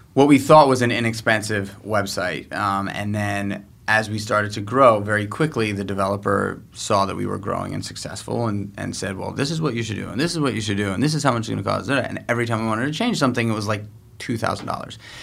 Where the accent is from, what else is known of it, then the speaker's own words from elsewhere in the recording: New York City, New York, United States; I was born and raised in New York City